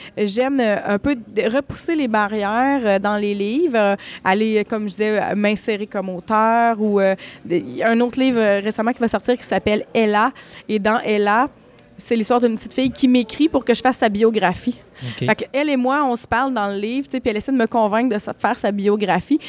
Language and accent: French; Malartic, Quebec, Canada; also born or lived in Val-d'Or; je suis née à Val-d'Or, mais j'ai habité, j'habite à ben, j'ai habité à Malartic. Euh, Malartic a été ma ville d'enfance